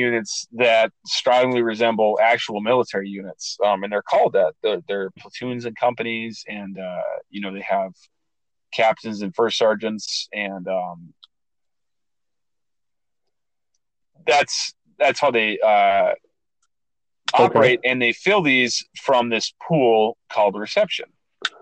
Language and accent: English; Minnesota, United States; moved away; I came from Minnesota